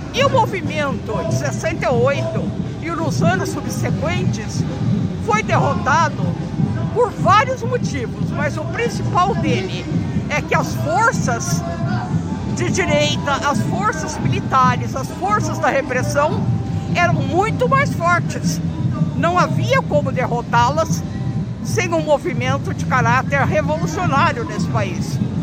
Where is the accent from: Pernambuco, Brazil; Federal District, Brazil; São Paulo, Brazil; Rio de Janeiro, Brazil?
São Paulo, Brazil; sou aqui de São Paulo